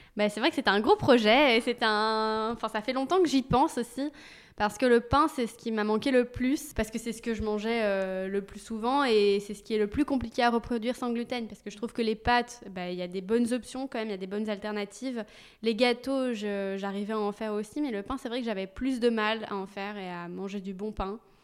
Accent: Belgium; moved away as an adult; also born or lived in London; now in Paris, France; je suis belge donc en Belgique

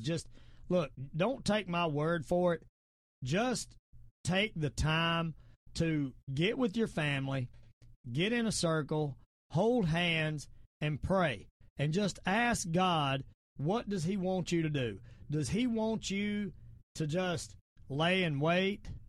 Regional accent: the South, United States; accent: southern; I sound my southern accent

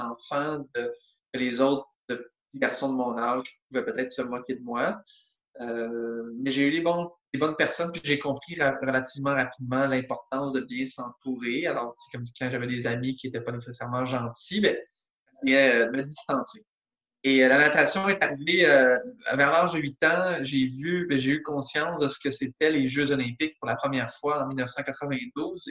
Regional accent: Montreal, Quebec, Canada; je viens de la de Montréal

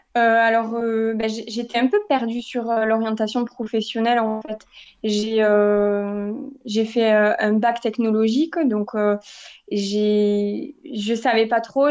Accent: Castres, Occitania, France; now in Toulouse, France; j'ai grandi euh, dans le Tarn, donc dans une ville qui s'appelle Castres

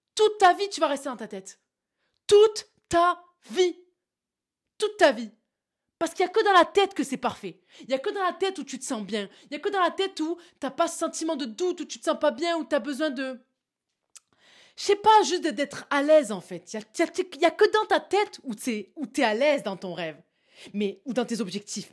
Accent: south of France, France; accent: southern; je sors mon accent du sud

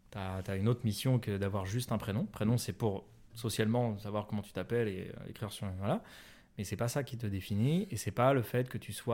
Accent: Paris, Île-de-France, France; Parce que je suis parisien et que les parisiens ça souffle.

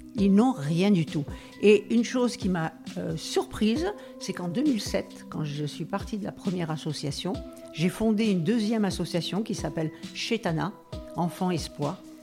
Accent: Algeria; now in France; mon enfance, je, je suis née en Algérie

